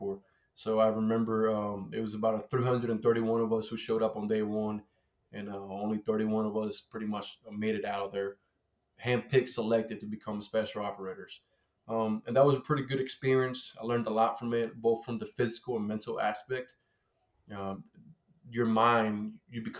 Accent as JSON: {"language": "English", "country": "Colombia", "tie": "born or raised there", "moved": "yes", "lives_now": "United States", "said": "I grew up in Colombia"}